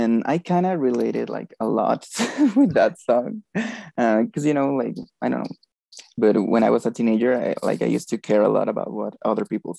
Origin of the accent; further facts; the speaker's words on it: Mexico; I'm from Mexico.